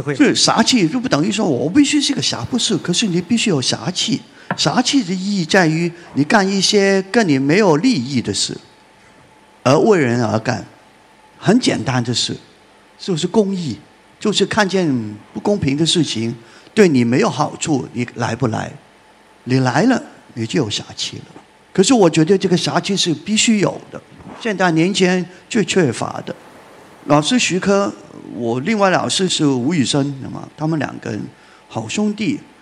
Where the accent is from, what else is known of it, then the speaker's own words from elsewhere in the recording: Hong Kong; 我们在香港